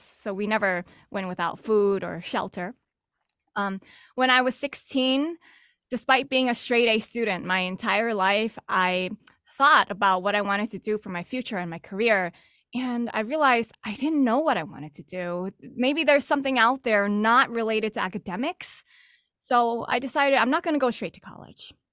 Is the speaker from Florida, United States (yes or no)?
no; New York City, New York, United States; also born or lived in Texas; now in Boston, United States; I'm actually originally from New York City